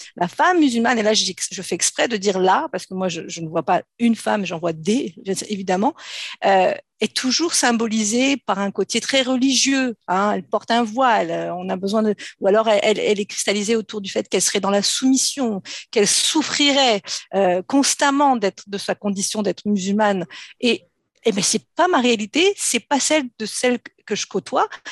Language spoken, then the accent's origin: French; France; je suis née en France. J'ai grandi en France dans une famille nombreuse